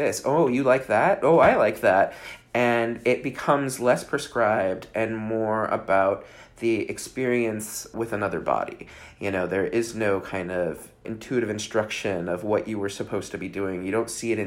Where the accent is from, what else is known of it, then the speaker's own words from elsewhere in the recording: Bay Area, California, United States; I grew up in the Bay Area in California.